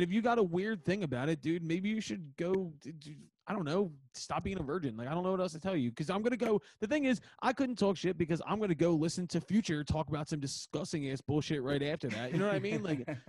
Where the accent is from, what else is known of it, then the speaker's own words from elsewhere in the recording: Philadelphia, Pennsylvania, United States; So I grew up in Northeast Philly. I went to high school in Northeast Philly.